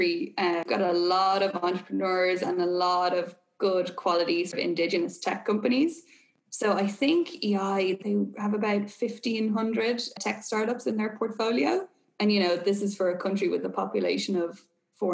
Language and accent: English; Ireland; also born or lived in Boston; if my accent and my location didn't give it away already, I am obviously Irish.